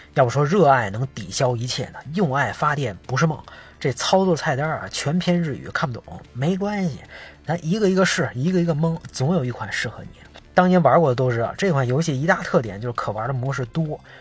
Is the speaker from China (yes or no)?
yes; Beijing, China; 小时候在北京著名的官员批发市场，现在早拆了